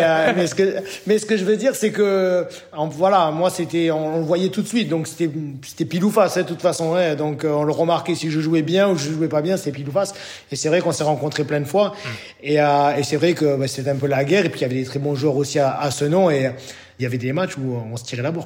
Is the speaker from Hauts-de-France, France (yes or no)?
no; Bordeaux, Nouvelle-Aquitaine, France; moved away as an adult; now in Greece; en tant que Bordelais